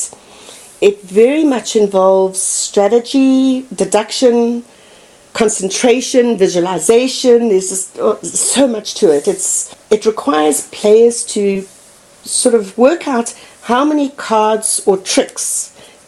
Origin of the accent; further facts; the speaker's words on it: Zimbabwe; moved away as an adult; also born or lived in Botswana; now in Fort Collins, United States; growing up in Zimbabwe